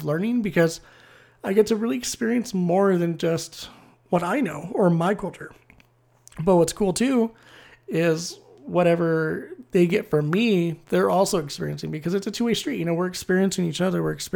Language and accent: English; United States; I'm American and can speak like four or five languages